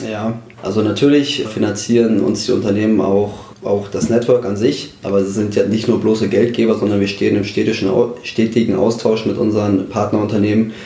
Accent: Twistetal, Hesse, Germany; also born or lived in Kassel; ich komme aus der Gemeinde Twissetal, aus dem Ortsteil Mühlhausen. Dort bin ich äh, geboren und auch aufgewachsen

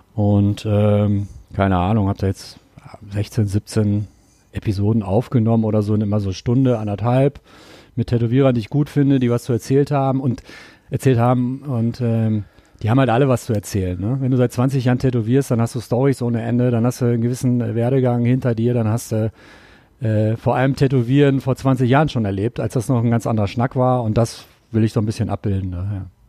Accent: Ruhr area, North Rhine-Westphalia, Germany; now in Cologne, Germany; ich komme aus dem Pott

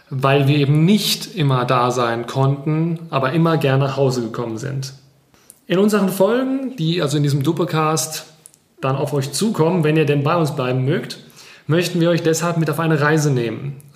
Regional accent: Rhineland-Palatinate, Germany; wir sind alle in der Pfalz geboren, das hat man vielleicht schon rausgehört und dort auch aufgewachsen, aber unser Lebensweg oder unsere drei Lebenswege, die haben uns eigentlich woanders hingeführt, nämlich nach Heidelberg, nach Marburg und nach Karlsruhe.

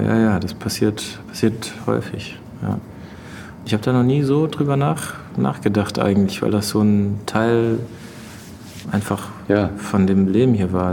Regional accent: Mainz, Rhineland-Palatinate, Germany; moved away as an adult; also born or lived in Berlin; als ich dann das erste Mal aus Mainz weggezogen war nach Berlin und nach äh, drei Monaten zurückgefahren bin zu meinen Eltern in die Heimat

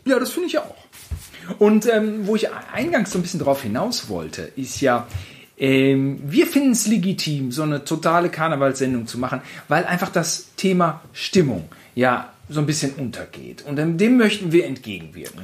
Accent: Gütersloh, North Rhine-Westphalia, Germany; bei uns in Gütersloh

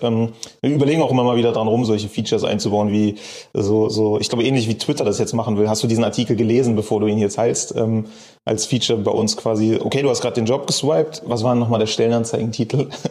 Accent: Bremen, Germany; also born or lived in Cologne; now in Berlin, Germany; Ich komme gebürtig eigentlich aus Bremen

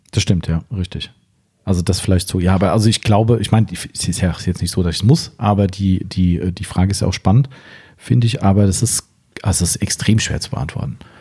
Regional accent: Waldems, Hesse, Germany; wir kommen aus Waldems, 1100 Einwohner aus meinem aus Heimatort.

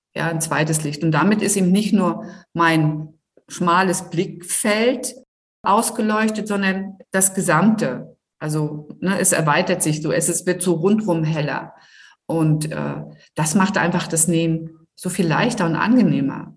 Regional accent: Rostock, Mecklenburg-Vorpommern, Germany; komme ich hier aus Rostock, also direkt aus Rostock

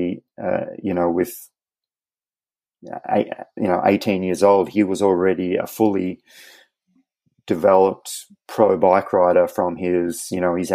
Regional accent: Australia; as an Australian

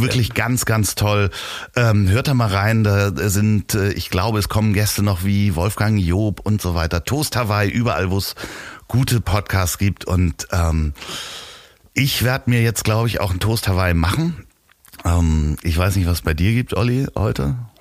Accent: Germany; man wird mich in England nicht als Deutschen heraushören

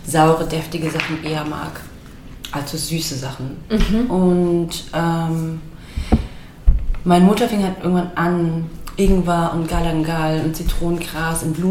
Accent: Steinfurt, Hesse, Germany; Also ich bin aufgewachsen in Steinfurt, das ist ein 200 Seelen Dorf in, in, der, in der Mitte von Hessen.

